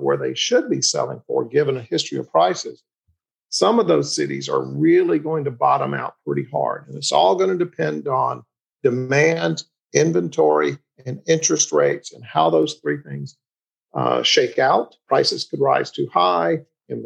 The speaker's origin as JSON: {"language": "English", "town": "Montgomery", "region": "Alabama", "country": "United States", "tie": "born or raised there", "said": "My hometown, Montgomery, Alabama"}